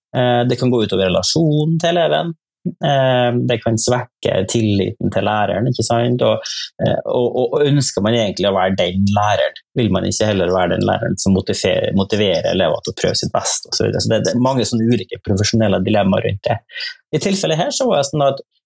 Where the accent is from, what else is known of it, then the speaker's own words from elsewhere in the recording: Nordmøre, Møre og Romsdal, Norway; now in Trøndelag, Norway; Jeg er fra, fra Nordmøre, jeg, da. jeg bor i Trøndelag